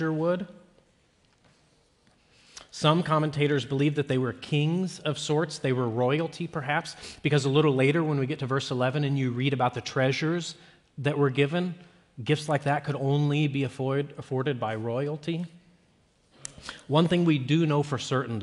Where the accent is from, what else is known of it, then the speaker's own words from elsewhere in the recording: Peoria, Illinois, United States; I was born in January of 1985 or 84 in Peoria, Illinois